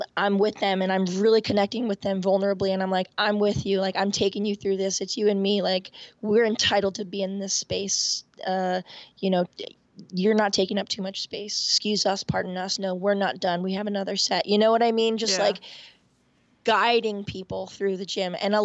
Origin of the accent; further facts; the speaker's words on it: Point Pleasant Beach, New Jersey, United States; now in Washington, D.C., United States; I grew up in Point Pleasant Beach, New Jersey, a block away from the Atlantic Ocean